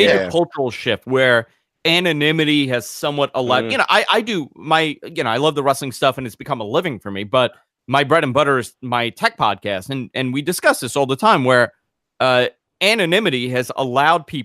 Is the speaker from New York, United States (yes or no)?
yes; New York, United States; I grew up in New York